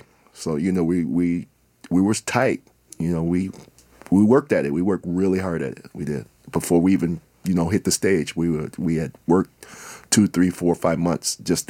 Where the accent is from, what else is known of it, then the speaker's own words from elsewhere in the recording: Minnesota, United States; Minnesota musician for over 40 years around here. I've been lucky to be national with it, but... And I'm from the North Side.